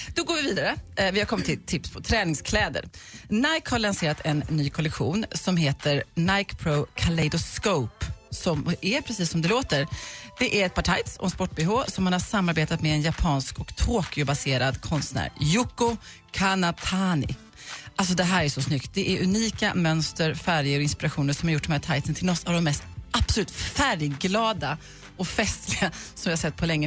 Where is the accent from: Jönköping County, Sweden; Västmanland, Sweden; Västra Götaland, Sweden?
Jönköping County, Sweden; Huskvarna; jag är från Huskvarna